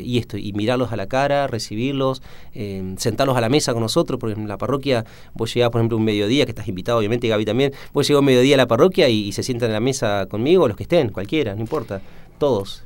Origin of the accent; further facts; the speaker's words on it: Rosario del Tala, Entre Ríos, Argentina; moved away; Nacido en Rosario del Tala ahí están mis padres, mis hermanos